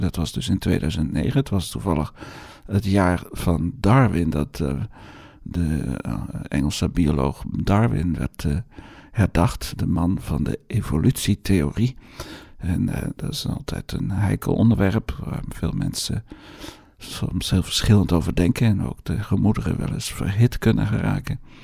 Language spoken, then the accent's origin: Dutch; Netherlands; accent: Hollands; mijn Hollands accent